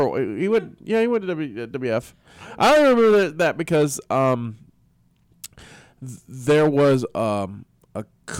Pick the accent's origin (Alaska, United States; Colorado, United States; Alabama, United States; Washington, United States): Alabama, United States; near Mobile; moved away; Mobile, Alabama, that's, you know, close enough to my hometown.